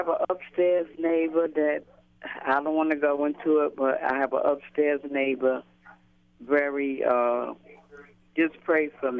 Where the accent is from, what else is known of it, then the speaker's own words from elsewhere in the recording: New York City, New York, United States; I'm from Brooklyn, New York.